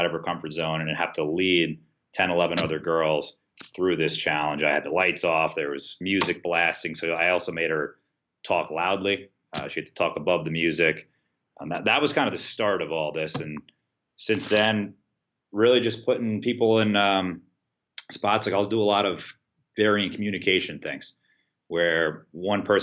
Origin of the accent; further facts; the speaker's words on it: New York, United States; moved away as an adult; also born or lived in South Carolina / Stony Brook; now in Hartford, United States; I moved away from New York, went down to South Carolina to Winthrop University